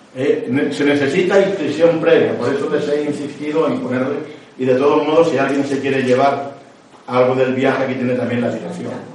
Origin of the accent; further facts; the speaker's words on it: Córdoba, Andalusia, Spain; soy de Córdoba